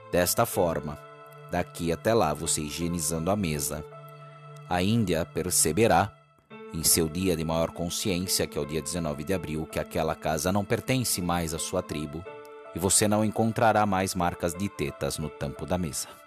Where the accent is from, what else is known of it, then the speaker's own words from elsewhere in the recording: São Paulo, Brazil; now in Amazonas, Brazil; Eu sou eu sou de São Paulo, mas eu me mudei com meu marido agora ah, aqui para a região do Amazonas por causa do trabalho dele